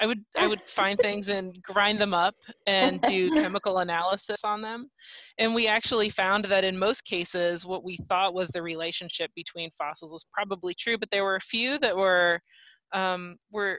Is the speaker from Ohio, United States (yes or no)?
yes; Dayton, Ohio, United States; Dayton's my hometown